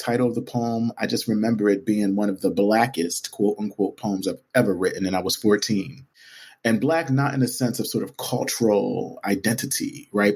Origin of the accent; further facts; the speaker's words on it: Camden, New Jersey, United States; Camden, New Jersey, which is my hometown